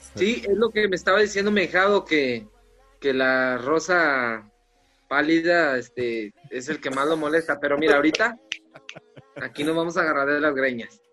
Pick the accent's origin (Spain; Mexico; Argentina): Mexico; Comarca Lagunera; De acá de la comarca lagunera